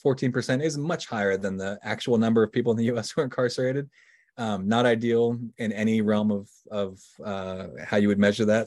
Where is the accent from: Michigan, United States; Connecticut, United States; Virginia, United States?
Virginia, United States; now in Pennsylvania, United States; I grew up in Virginia. I now live in Pennsylvania, but, uh, I grew up in Virginia